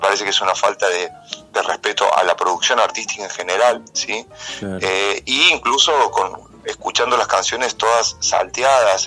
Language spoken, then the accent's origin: Spanish; San Marcos Sud, Córdoba, Argentina; yo soy nacido acá en San Marcos, San Marcos Sur.